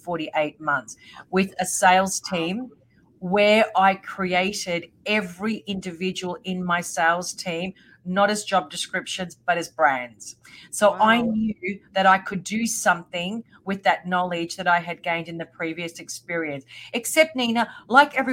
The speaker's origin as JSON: {"language": "English", "country": "Australia", "also_born_or_lived": "Melbourne", "said": "I'm from Australia and I live in Melbourne."}